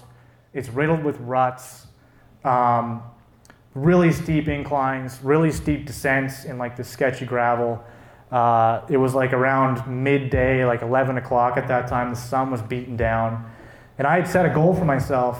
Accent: Cape Breton, Nova Scotia, Canada; I'm from Cape Breton.

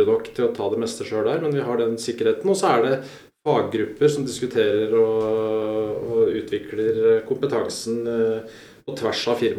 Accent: Lillehammer, Innlandet, Norway; also born or lived in Oslo; jeg valgte å flytte hjem, rett og slett.

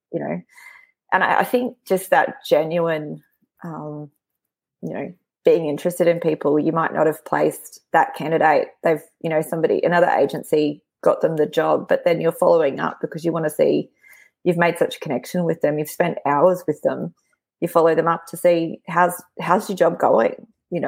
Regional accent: Brisbane, Queensland, Australia; born and raised in Brisbane

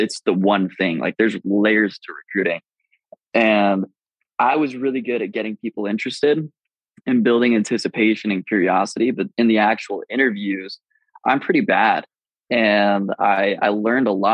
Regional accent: Utah, United States; I grew up in Utah

